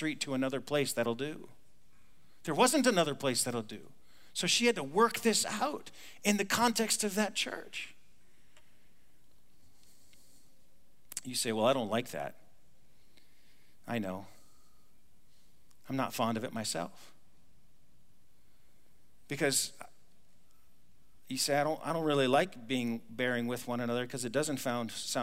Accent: United States; I'm an American

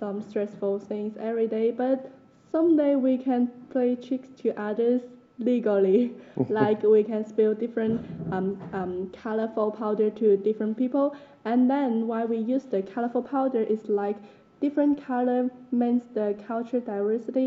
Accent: Guangzhou, Guangdong, China; now in Nairobi, Kenya; I'm from China, Guangzhou, and now I'm working in China House

